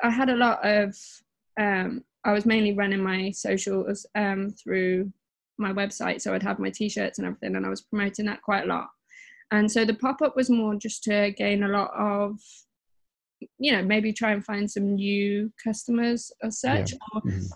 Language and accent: English; Worcester, West Midlands, United Kingdom; moved away as an adult; now in London, United Kingdom; I'm from the Midlands. I'm just from a little, it's not little, but smallish place, Worcester.